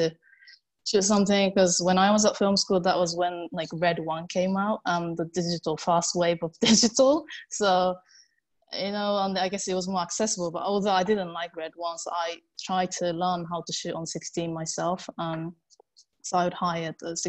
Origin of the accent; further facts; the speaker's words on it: Japan; English is a second language; moved away as an adult; now in London, United Kingdom; I'm originally from Japan. I live in London now